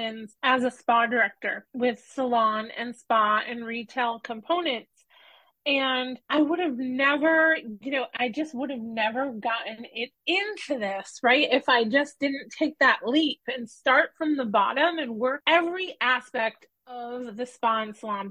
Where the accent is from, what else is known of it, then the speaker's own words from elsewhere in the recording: Norwich, Connecticut, United States; I moved back to my hometown of Norwich, Connecticut